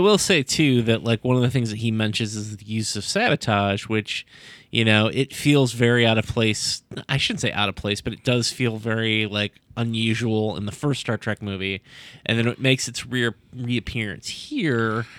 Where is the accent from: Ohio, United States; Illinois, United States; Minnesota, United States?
Ohio, United States; Sandusky; the eighties in Sandusky, Ohio, where I grew up